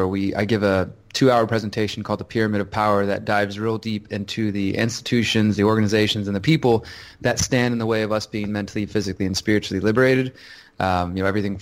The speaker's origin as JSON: {"language": "English", "town": "Houston", "region": "Texas", "country": "United States", "said": "I'm from Houston, Texas."}